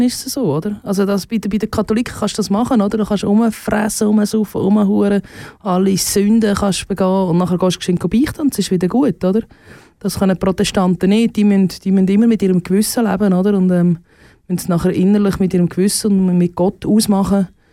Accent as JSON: {"language": "German", "country": "Switzerland", "said": "Und da sind wir Schweizer schon, schon sehr äh, grob immer noch unterwegs"}